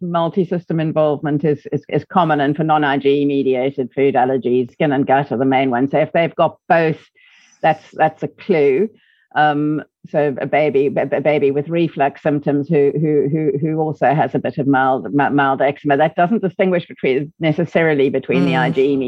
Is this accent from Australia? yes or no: no; South Africa; accent: South African; moved away as an adult; now in United Kingdom; From my South African accent, you can probably hear that I didn't come from the UK originally